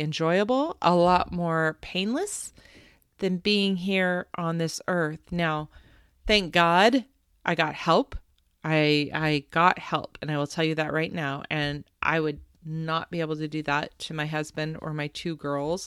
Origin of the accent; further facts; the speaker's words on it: West Coast, United States; my brother, my sister, and I grew up on the West Coast